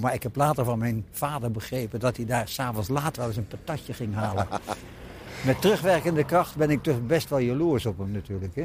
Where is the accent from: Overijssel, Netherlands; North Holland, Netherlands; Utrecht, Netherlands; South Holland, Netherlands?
South Holland, Netherlands; Dordrecht; also born or lived in Hoogkarspel / Naaldwijk / Amsterdam; zijn we hier komen wonen in het Oranjepark, in het huis hier op de hoek